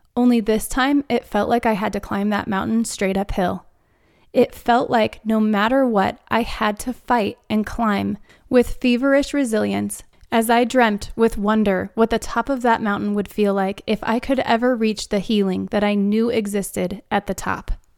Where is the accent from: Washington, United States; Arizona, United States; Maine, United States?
Arizona, United States; moved away as an adult; now in Denver, United States; the landscape that we grew up around in Arizona